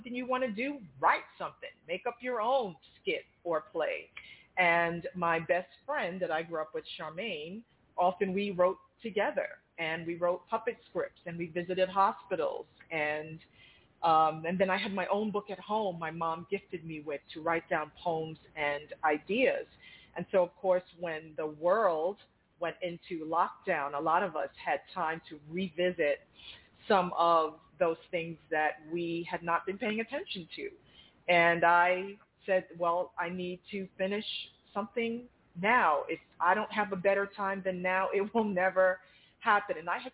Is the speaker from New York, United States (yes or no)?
yes; Brooklyn, New York, United States; moved away as an adult; also born or lived in Long Island, New York; now in Boca Raton, United States; I'm transplanted from New York, grew up in Brooklyn, lived in Long Island most of my life